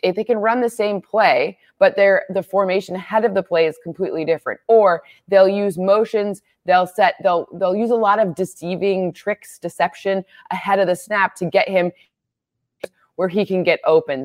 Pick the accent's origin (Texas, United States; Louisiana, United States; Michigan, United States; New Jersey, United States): Michigan, United States; moved away; I grew up in Michigan.